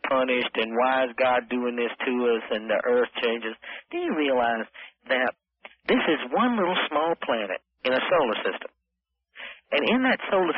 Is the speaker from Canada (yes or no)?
no; South Carolina, United States; accent: Southern American; I'm from South Carolina